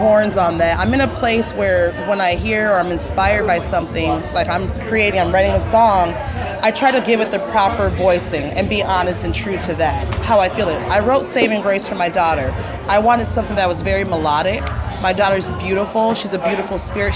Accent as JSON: {"language": "English", "town": "Minneapolis", "region": "Minnesota", "country": "United States", "said": "I'm from Minneapolis"}